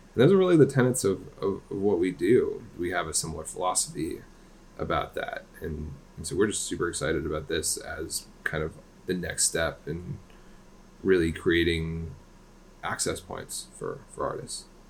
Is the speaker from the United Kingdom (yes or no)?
yes; London, United Kingdom; moved away; I was born in London, England